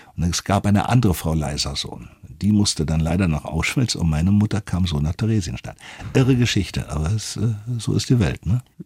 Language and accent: German; Berlin, Germany; bin dann in Westberlin aufgewachsen